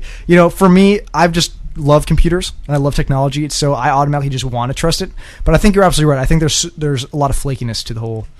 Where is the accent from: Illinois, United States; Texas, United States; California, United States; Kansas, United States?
Illinois, United States; I'm from Illinois